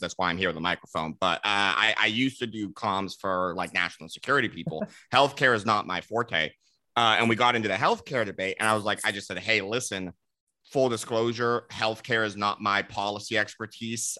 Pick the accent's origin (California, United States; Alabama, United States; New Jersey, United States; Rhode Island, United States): California, United States; Los Angeles; moved away as an adult; also born or lived in Texas; I'm from California originally, Los Angeles